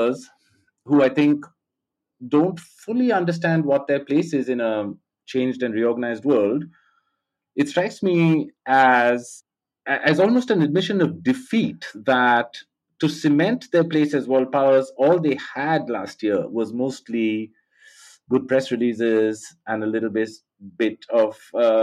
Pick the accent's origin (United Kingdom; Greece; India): India; I grew up in India